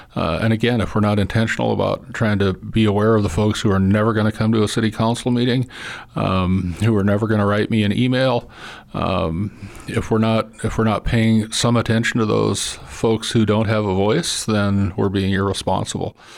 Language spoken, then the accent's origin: English; Missoula, Montana, United States; I grew up in Missoula